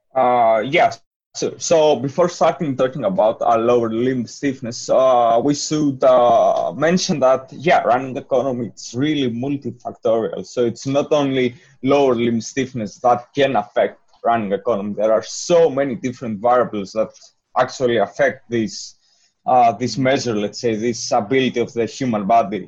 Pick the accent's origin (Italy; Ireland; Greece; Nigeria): Greece; moved away; I'm from Greece